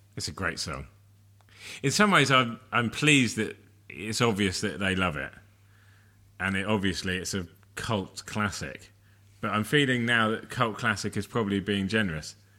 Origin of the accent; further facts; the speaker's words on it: England, United Kingdom; I am English